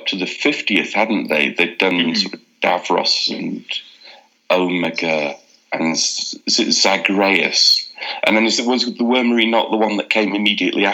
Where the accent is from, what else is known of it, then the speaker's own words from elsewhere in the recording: Leeds, Yorkshire and the Humber, United Kingdom; I grew up in Leeds